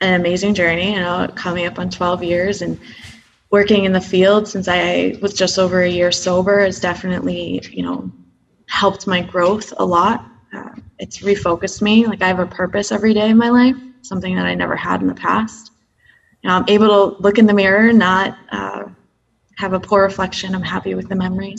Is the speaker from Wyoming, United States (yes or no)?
no; New York, United States; I grew up in New York